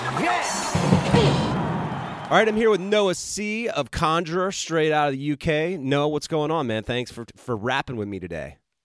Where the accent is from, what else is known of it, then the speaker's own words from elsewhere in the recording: the South, United States; also born or lived in Utah; now in Georgia, United States; I grew up in the South